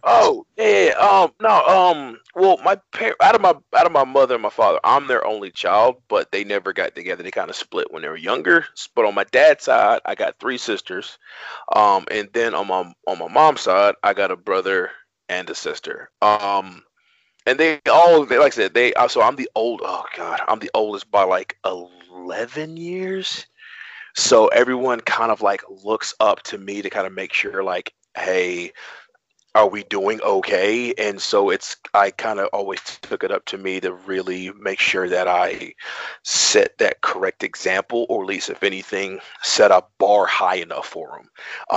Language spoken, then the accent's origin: English; Atlanta, Georgia, United States; moved away as an adult; also born or lived in New York; now in Baltimore, United States; I'm from Atlanta. Actually, I'm from New York, but I kind of lived Atlanta my entire life. So that's kind of I always claim Atlanta.